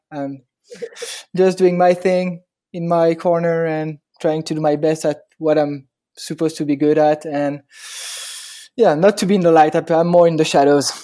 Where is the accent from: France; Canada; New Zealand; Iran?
France; Paris, Île-de-France; accent: French; English is a second language; now in Hoboken, United States; I'm from France, obviously, and Paris, born and raised.